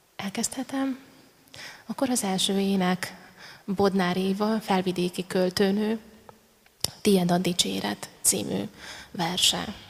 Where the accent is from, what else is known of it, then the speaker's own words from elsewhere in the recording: Transcarpathia, Zakarpattia Oblast, Ukraine; moved away as an adult; now in Hungary; Kárpátalján születtem, utána ide húzott a szívem, itt alapítottam családot